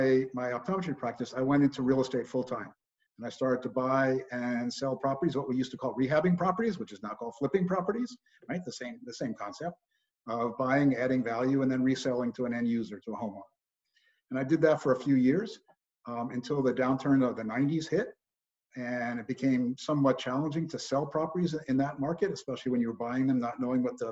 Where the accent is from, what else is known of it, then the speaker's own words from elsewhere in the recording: New York, United States; moved away as an adult; also born or lived in Los Angeles, California / Berkeley, California / Northern California; I was born and raised in New York